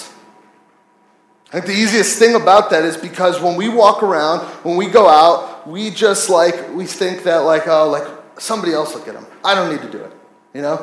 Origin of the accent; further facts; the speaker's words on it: United States; I'm from America.